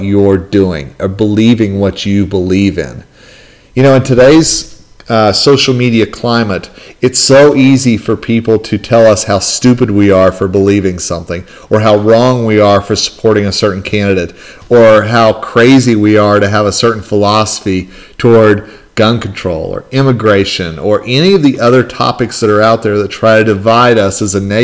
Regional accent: northern Colorado, United States; my hometown yesterday here in northern Colorado

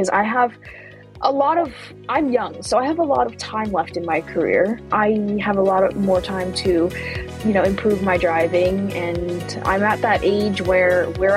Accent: United States; I'm American

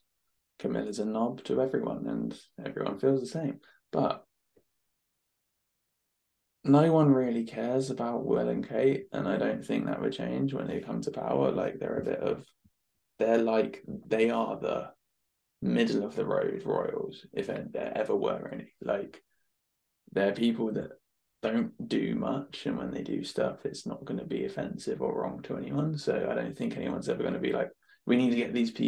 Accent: United Kingdom; We're British

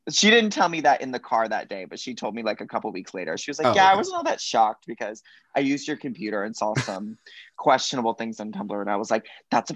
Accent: Cape Coral, Florida, United States; I grew up in Cape Coral, Florida

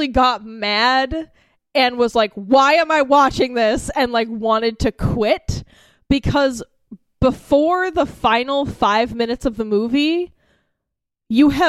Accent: United States; my experience as being an American

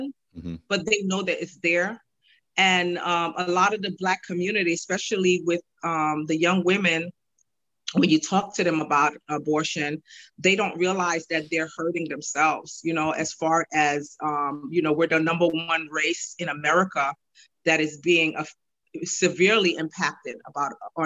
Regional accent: New York City, New York, United States; I'm from New York City

